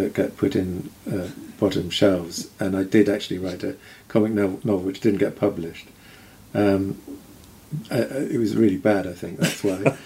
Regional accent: Yorkshire and the Humber, United Kingdom; I grew up in Yorkshire

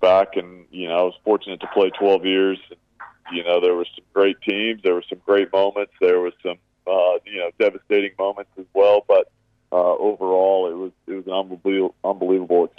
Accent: Lincoln, Nebraska, United States; moved away as an adult; now in Perth, Australia; when I grew up in Nebraska, it was, went to Lincoln East High School

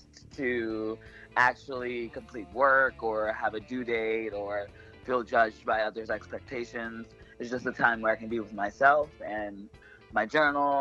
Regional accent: the South, United States; now in New York, United States; growing up in the South

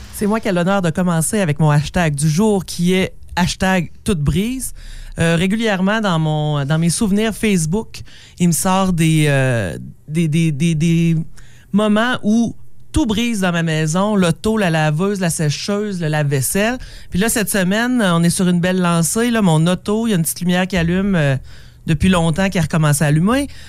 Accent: Sainte-Anne-des-Monts, Quebec, Canada; moved away; also born or lived in Val-d'Or; je viens de Saint-Anne-des-Monts

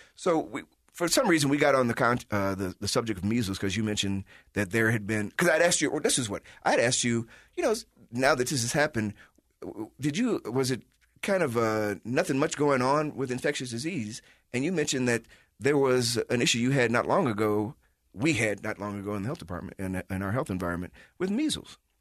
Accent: Chicago, Illinois, United States; moved away; I'm from Chicago

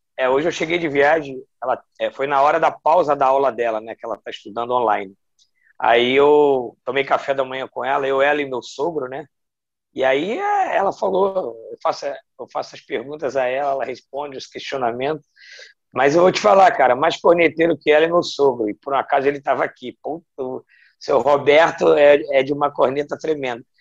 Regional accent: Rio de Janeiro, Brazil; moved away as an adult; voltar para minha cidade natal

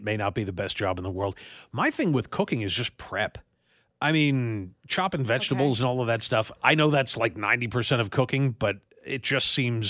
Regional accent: Nigeria; But the way this is worded, as a Nigerian, one would expect my favorite food to be, I don't know, rice or swallow or whatever.

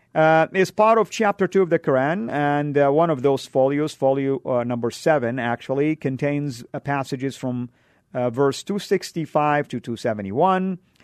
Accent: Saudi Arabia; moved away; where I grew up in Saudi

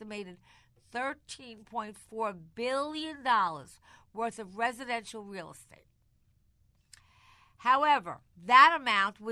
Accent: Long Island, New York, United States; I'm from Long Island

